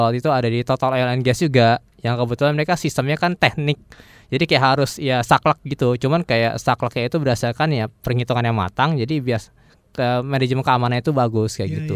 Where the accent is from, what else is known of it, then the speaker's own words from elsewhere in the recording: Jakarta, Indonesia; moved away as an adult; also born or lived in La Rochelle, France; saya lahir besar di Jakarta